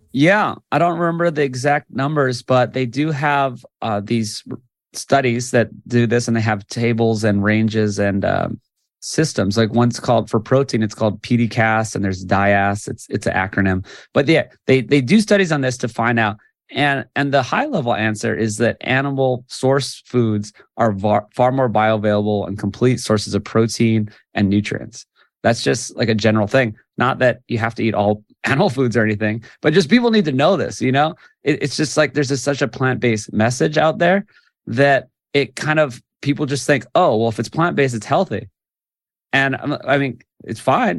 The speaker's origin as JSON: {"language": "English", "region": "Hawaii", "country": "United States", "tie": "born or raised there", "said": "I'm from Hawaii, born and raised."}